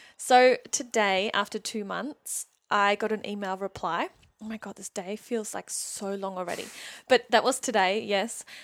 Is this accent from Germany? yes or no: yes; Germany; English is a second language; moved away as an adult; also born or lived in Sydney, Australia / New Zealand; now in Newcastle, Australia; I was born and raised in Germany. I lived there for eighteen years.